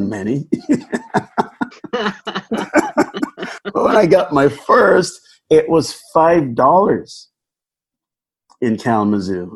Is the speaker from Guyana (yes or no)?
yes; Guyana; also born or lived in New York City, United States / New Jersey, United States; now in West Michigan, United States; I'm from Guyana, South America.